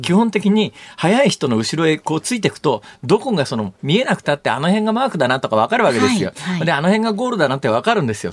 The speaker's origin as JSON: {"language": "Japanese", "area": "Irumagawa", "region": "Saitama", "country": "Japan", "tie": "born or raised there", "also_born_or_lived": "Tottori Prefecture", "moved": "yes", "lives_now": "Osaka, Japan", "said": "私のだから生まれ育ったのは、生まれたのは鳥取県ですけども、育った埼玉県の入間川の七夕も"}